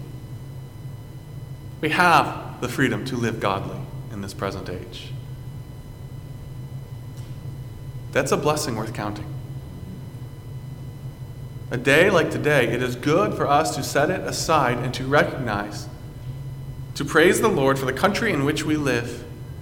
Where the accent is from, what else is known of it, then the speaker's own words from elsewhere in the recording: United States; as an American